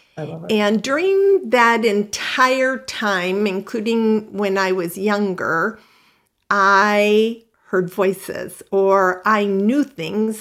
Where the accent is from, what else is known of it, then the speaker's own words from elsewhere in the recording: Midwest, United States; moved away as an adult; also born or lived in Houston / Los Angeles; I grew up in the Midwest, pretty conservative